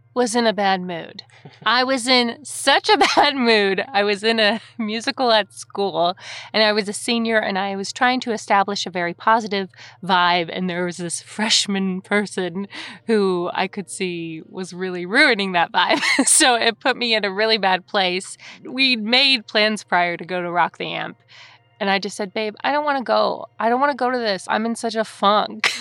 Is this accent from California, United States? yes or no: yes; Lake Forest, California, United States; I'm originally from Lake Forest, California